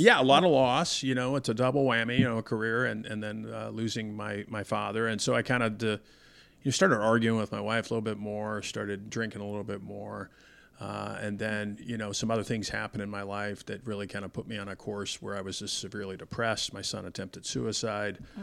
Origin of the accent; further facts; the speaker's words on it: Denver, Colorado, United States; I grew up in Denver